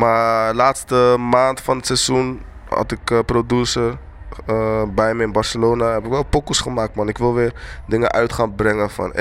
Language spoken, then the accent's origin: Dutch; Rotterdam, South Holland, Netherlands; also born or lived in Eindhoven / Kumasi; ik kom in de buurt van Rotterdam, maar opgroeide Rotterdam, Eindhoven